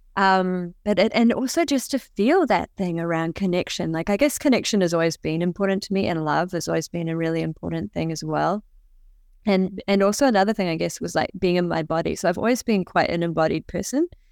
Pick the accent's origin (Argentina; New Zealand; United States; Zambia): New Zealand; when I was younger, I was growing up in New Zealand